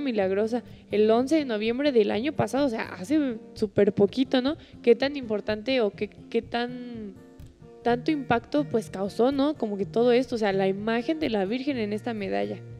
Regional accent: Mexico; para nosotros, pues como mexicanos

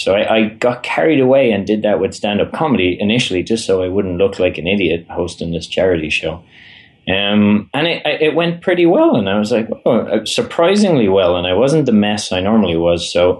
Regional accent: Ireland; You're now in charge, but I am from Ireland, and that tends to dominate a bit as well.

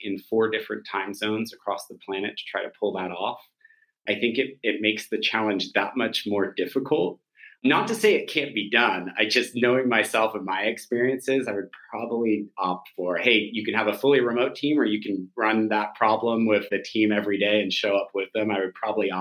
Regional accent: Silicon Valley, California, United States; I grew up in Silicon Valley all of my life

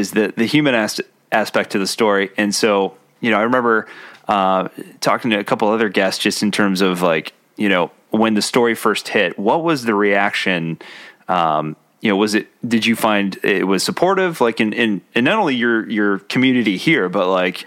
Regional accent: Columbus, Ohio, United States; We're both from Columbus.

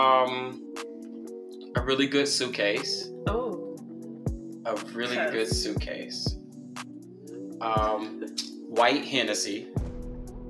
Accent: St. Louis, Missouri, United States; also born or lived in Los Angeles, California; I am originally from St. Louis, Missouri. My family is from Los Angeles, California, though.

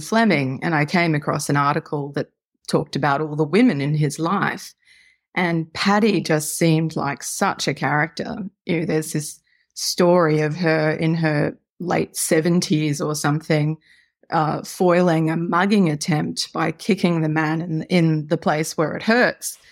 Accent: Australia; as you may tell from my accent, I live in Australia

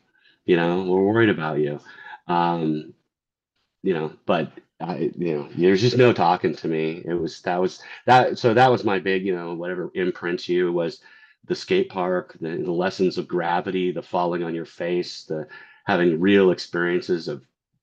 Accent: Orange County, California, United States; also born or lived in Anaheim, California; I grew up in Orange County

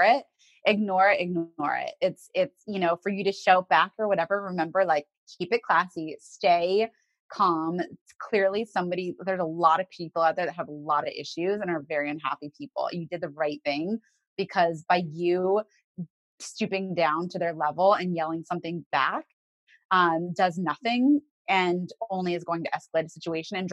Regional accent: the South, United States; I grew up in the South

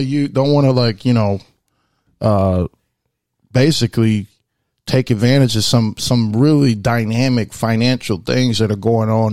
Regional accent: United States; I'm also very proud to be an American because I was born here and I'm an American first

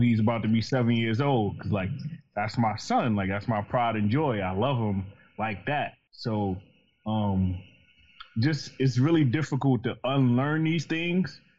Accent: New York, United States; I'm from New York. I grew up in the projects

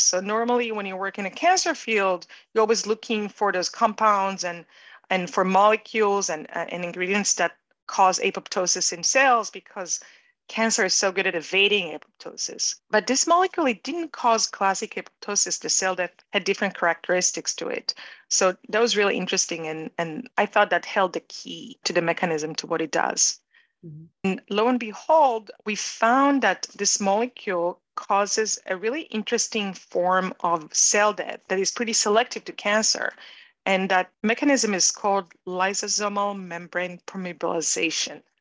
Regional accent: Israel; moved away as an adult; also born or lived in New York; I grew up in Israel and I went to the Israeli army

